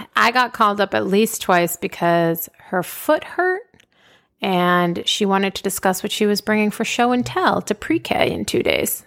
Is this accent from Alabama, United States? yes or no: no; Boston, Massachusetts, United States; moved away as an adult; also born or lived in upstate New York / Washington, D.C.; now in Austin, United States; Originally, I'm from Boston. Grew up in Boston.